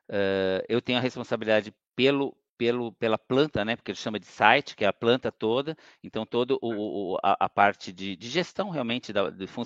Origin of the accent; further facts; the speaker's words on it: São Paulo, Brazil; also born or lived in Campinas; eu nasci em Campinas, mas nunca morei, né? Meus pais eram de Campinas, eh, mas sempre morei em São Paulo.